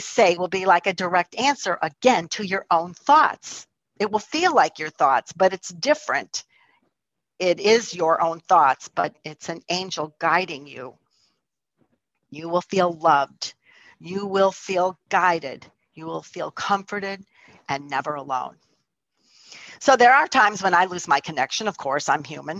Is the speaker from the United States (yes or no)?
yes; Chicago, Illinois, United States; moved away as an adult; also born or lived in Florida; I was born and raised in Chicago, but I moved to Florida for a couple of years